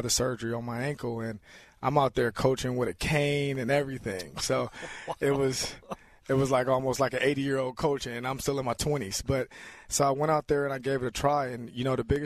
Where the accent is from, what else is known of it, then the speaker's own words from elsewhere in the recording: Los Angeles, California, United States; moved away as an adult; I grew up in South Central Los Angeles